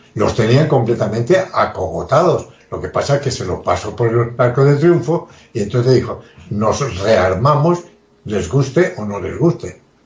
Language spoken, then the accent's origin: Spanish; Spain; somos los españoles